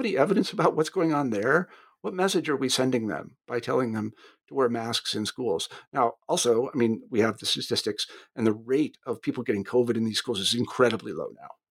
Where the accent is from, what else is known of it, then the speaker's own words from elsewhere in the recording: United States; being an American